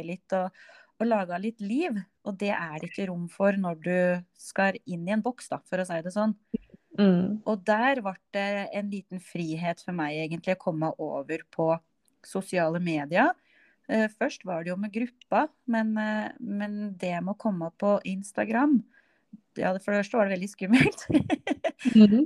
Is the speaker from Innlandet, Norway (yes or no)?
yes; Innlandet, Norway; Jeg kommer jo fra Østerdalen